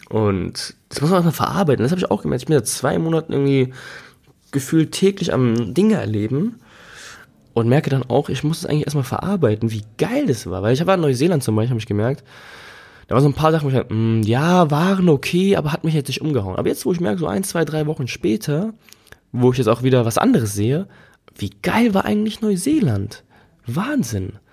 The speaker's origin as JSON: {"language": "German", "country": "Germany", "said": "Und ich meine, hier als Deutsche, glaube ich, geht's noch."}